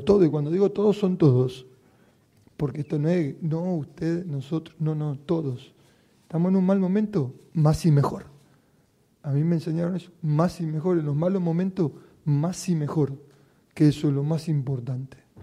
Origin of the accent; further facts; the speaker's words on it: Málaga, Andalusia, Spain; somos nosotros los malagueños